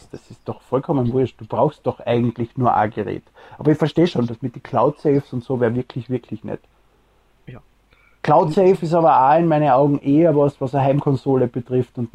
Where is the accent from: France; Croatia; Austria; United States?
Austria; Ich bin Österreicher.